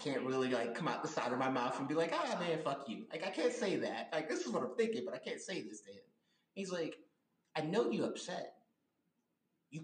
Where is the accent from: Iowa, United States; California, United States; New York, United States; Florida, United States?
Florida, United States; Miami Gardens; as a young black man growing up in Miami Gardens, Florida.